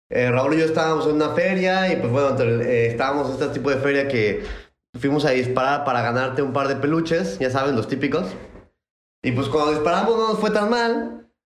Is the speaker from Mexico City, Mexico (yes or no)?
no; Puebla, Mexico; Pues yo soy de Puebla, Puebla, Puebla. Nacido, todo, todo, todo, todo, todo.